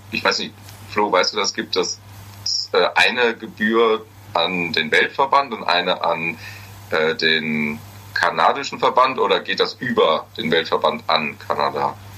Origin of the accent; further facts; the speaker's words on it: Hesse, Germany; Ich bin kein Friese, wenn dann höchstens ein Hesse